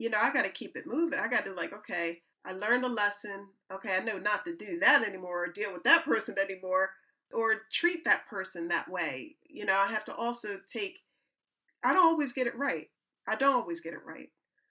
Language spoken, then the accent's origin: English; Philadelphia, Pennsylvania, United States; now in United Kingdom; moving to England. I'm coming from Philadelphia, Pennsylvania.